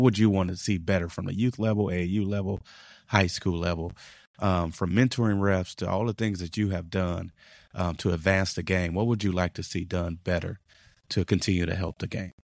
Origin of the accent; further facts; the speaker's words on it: Chicago, Illinois, United States; growing up in Chicago